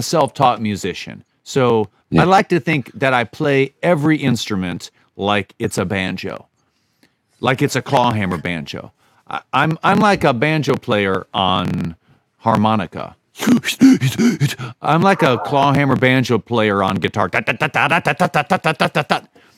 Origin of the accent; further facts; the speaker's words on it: Virginia, United States; moved away as an adult; also born or lived in New Orleans, Louisiana / Finger Lakes, New York; I grew up in Virginia